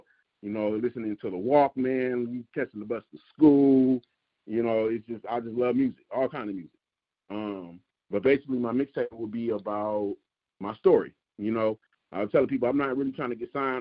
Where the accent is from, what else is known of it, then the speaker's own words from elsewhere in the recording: Detroit, Michigan, United States; growing up in Detroit